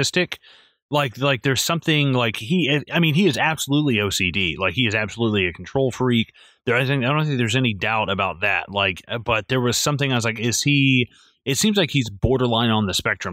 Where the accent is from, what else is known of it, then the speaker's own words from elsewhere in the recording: the South, United States; I'm from the, I'm from the South